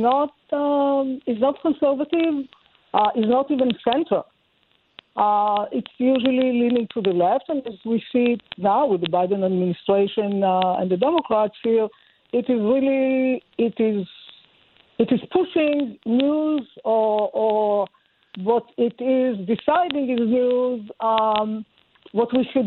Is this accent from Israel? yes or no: yes; Israel; I'm Jewish. I was born in Israel.